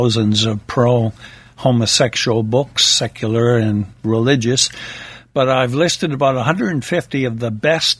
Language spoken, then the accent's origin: English; United States; Being an American myself